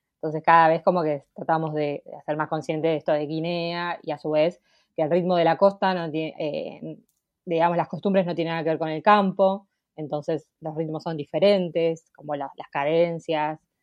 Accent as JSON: {"language": "Spanish", "town": "La Plata", "region": "Buenos Aires Province", "country": "Argentina", "said": "soy de La Plata"}